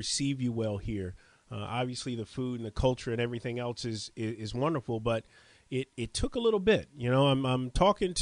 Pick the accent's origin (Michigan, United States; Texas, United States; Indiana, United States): Texas, United States; Longview; moved away as an adult; also born or lived in Houston, Texas; now in New Orleans, United States; here I am at 43 from Longview, Texas